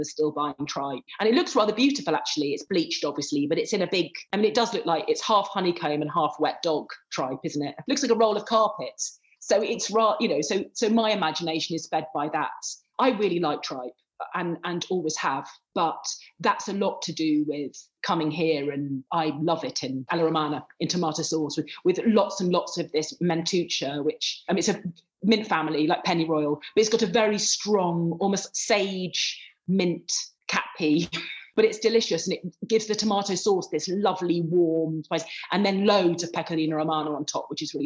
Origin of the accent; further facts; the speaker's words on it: England, United Kingdom; moved away as an adult; also born or lived in Lancashire; now in Rome, Italy; I'm including myself as an English food writer